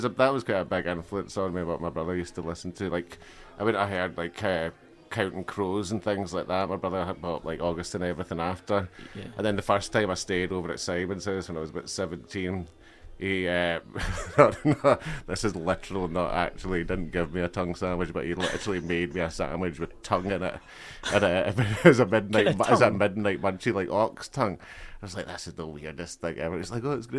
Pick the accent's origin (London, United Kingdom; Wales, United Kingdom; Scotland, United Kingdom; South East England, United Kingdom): Scotland, United Kingdom; Alloway; also born or lived in Durham / Galway; when I was 3 and a half years, we moved to like the scheme in Alloway, which isn't a scheme at all.